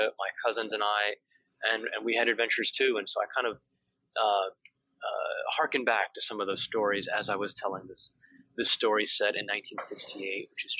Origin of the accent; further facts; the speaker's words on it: Delaware, United States; moved away as an adult; now in Washington, D.C., United States; I'm the oldest of five. I grew up in Delaware, and so a tiny place.